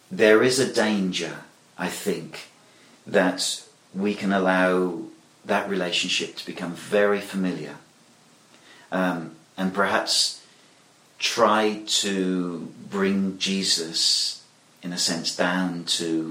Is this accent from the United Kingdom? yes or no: yes; England, United Kingdom; I'm British, and I think that the word buddy is perhaps something that we wouldn't use in England readily